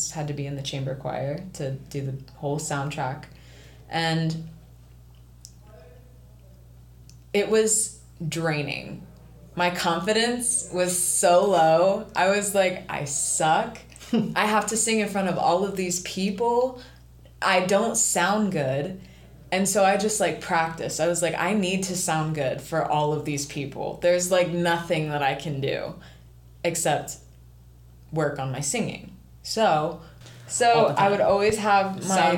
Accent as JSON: {"language": "English", "region": "Ohio", "country": "United States", "said": "I'm just from Ohio"}